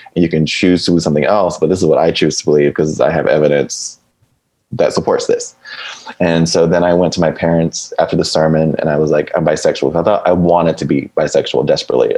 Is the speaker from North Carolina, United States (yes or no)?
no; Fayetteville, Georgia, United States; moved away as an adult; now in Los Angeles, United States; Originally, I'm from Fayetteville, Georgia